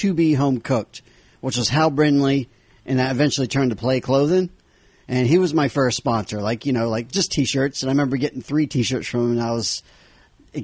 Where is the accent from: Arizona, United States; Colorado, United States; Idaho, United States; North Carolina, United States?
North Carolina, United States; Havelock; Grew up in a small military town called Havelock, North Carolina.